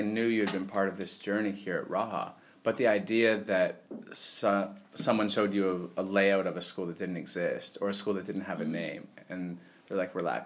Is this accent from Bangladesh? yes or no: no; Canada; moved away as an adult; I'm from Canada